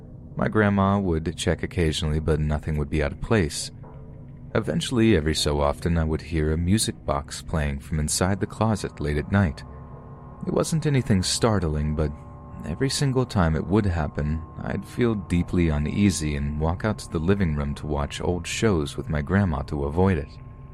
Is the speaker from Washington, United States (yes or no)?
yes; Washington, United States; I am currently 25 years old. I grew up in Washington State.